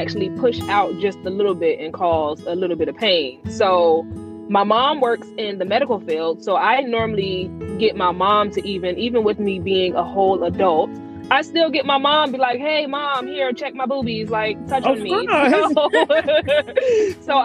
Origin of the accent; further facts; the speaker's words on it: New Jersey, United States; moved away as an adult; also born or lived in Georgia; now in Atlanta, United States; I'm actually from Jersey